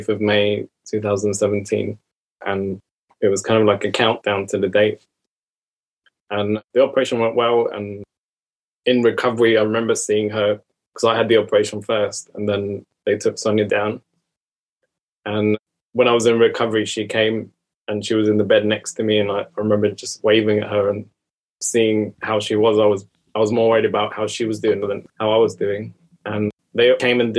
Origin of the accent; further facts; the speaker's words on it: Iran; moved away; I'm from Iran originally